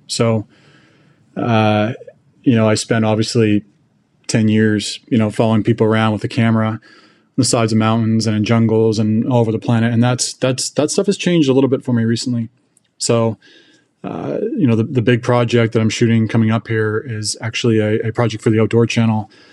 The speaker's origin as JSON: {"language": "English", "region": "British Columbia", "country": "Canada", "tie": "born or raised there", "moved": "as an adult", "lives_now": "Kansas City, United States", "said": "I grew up in British Columbia"}